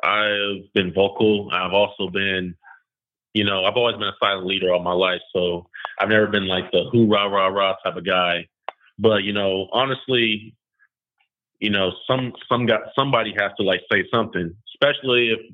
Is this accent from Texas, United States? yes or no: no; Modesto, California, United States; also born or lived in Utah; growing up in Modesto and, you know, kind of living in Utah